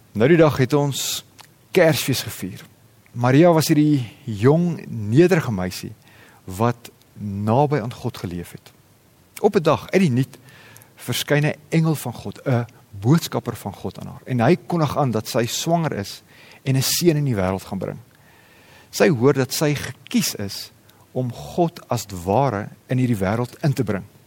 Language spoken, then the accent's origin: Afrikaans; South Africa